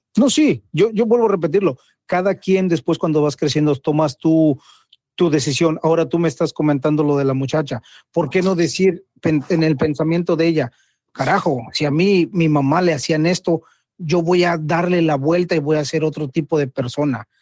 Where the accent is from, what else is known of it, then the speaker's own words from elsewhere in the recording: Mexico; como mexicano